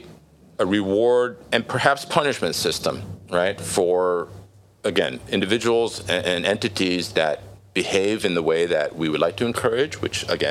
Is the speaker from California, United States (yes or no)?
yes; California, United States; I grew up in California